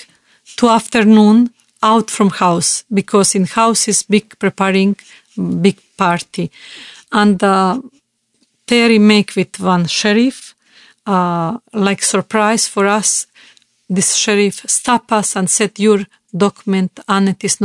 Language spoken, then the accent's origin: English; Bosnia & Herzegovina; English is a second language; I am from Yugoslavia and communism